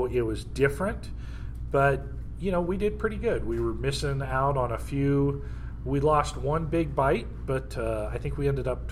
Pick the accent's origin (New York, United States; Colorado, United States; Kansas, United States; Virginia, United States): Colorado, United States; Littleton; I grew up down in Littleton